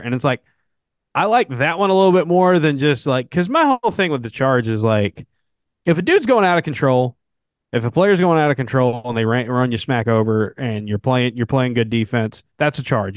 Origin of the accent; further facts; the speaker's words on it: the South, United States; accent: southern; I've almost always just lived in the South my entire life